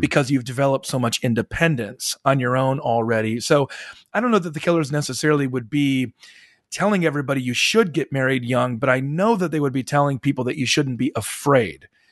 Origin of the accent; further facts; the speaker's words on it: Midwest, United States; now in the South, United States; I live in the South and I grew up in the Midwest